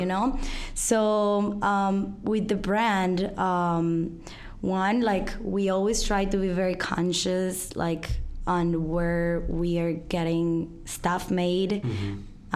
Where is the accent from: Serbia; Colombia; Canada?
Colombia; English is a second language; moved away as an adult; now in Chicago, United States; I'm from Colombia. I've been living here in Chicago for nine years.